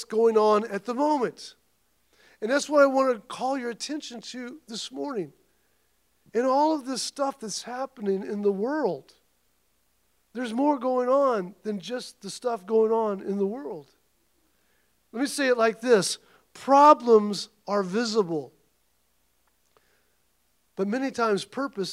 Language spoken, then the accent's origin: English; Missouri, United States; I come from Missouri